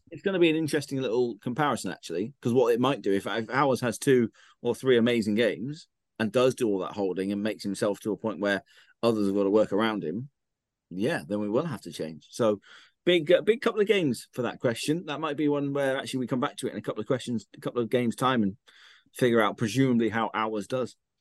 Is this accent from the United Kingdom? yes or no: yes; Ilminster, South West England, United Kingdom; I'm from Ilminster